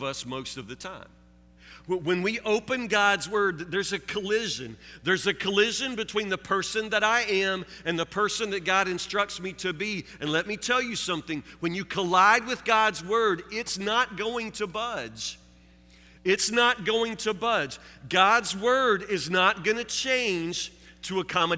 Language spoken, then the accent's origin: English; Woodburn, United States; I grew up here in Woodburn